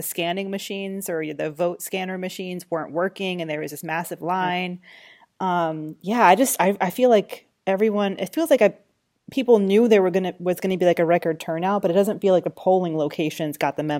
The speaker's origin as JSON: {"language": "English", "region": "Georgia", "country": "United States", "lives_now": "New York, United States", "said": "Listen, I cast my vote in New York, but I'm watching my home state. I still consider Georgia"}